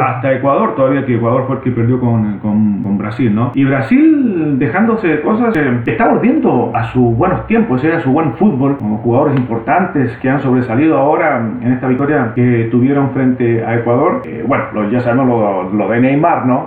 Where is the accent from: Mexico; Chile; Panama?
Chile; como chileno